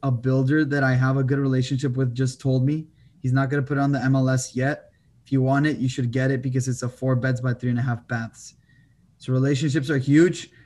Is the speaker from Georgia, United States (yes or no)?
no; El Paso, Texas, United States; moved away as an adult; also born or lived in France; now in Austin, United States; I'm from El Paso, Texas, twenty-four years old. Currently in Austin, Texas